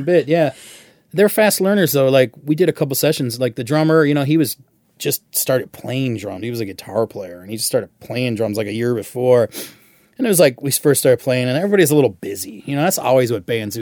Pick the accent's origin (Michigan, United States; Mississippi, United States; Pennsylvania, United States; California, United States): Michigan, United States; growing up in Michigan